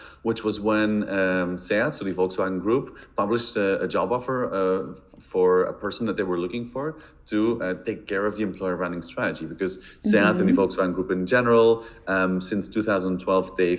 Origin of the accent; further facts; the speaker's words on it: Belgium; moved away as an adult; now in Barcelona, Spain; I'm originally from Belgium, but currently living in Barcelona for the last 10 years